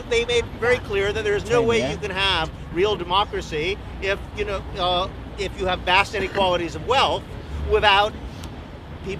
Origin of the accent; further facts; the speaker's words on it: United States; I come from the United States